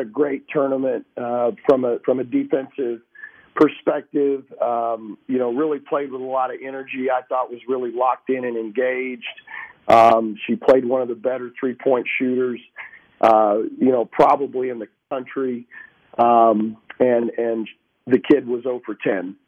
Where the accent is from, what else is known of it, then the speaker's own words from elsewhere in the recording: Texas, United States; moved away; growing up in Texas